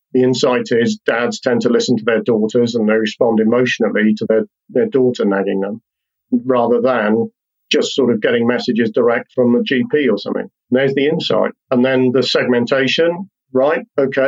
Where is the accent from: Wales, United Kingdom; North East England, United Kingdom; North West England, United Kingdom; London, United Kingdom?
Wales, United Kingdom; accent: English; I live in Wales. I'm a Welshman with an English accent